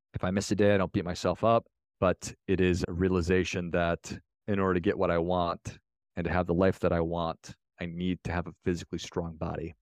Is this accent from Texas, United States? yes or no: no; Minnesota, United States; I'm from Minnesota.